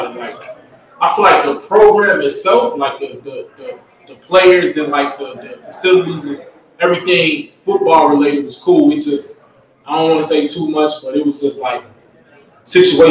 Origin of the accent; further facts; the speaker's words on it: Chicago, Illinois, United States; moved away as an adult; now in Mississippi, United States; I'm from Chicago, man, the South Side, the inner city